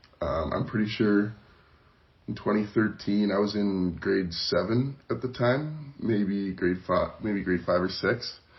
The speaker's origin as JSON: {"language": "English", "town": "Calgary", "region": "Alberta", "country": "Canada", "tie": "born or raised there", "said": "I was born and raised in Calgary, Alberta. Now I'm a student at Mount Royal University studying finance and economics."}